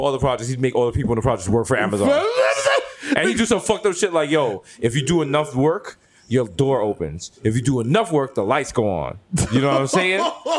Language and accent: English; Jamaica; I'm Jamaican and I'm Jewish.